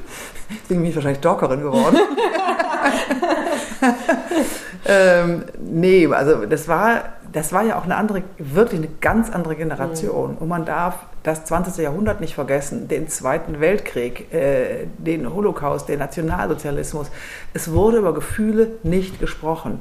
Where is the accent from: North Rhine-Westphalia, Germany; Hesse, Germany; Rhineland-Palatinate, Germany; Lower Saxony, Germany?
North Rhine-Westphalia, Germany; Düsseldorf; ich bin gebürtige Düsseldorferin